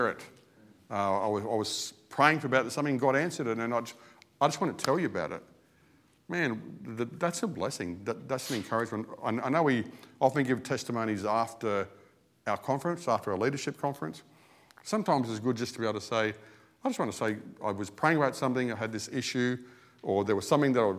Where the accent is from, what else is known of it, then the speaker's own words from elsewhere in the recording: Australia; As an Australian